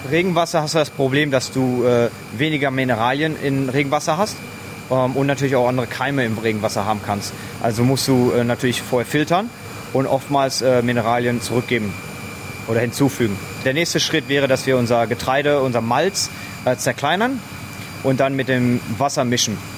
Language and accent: German; Germany; moved away as an adult; also born or lived in New Zealand; now in Lancefield, Australia; als Deutscher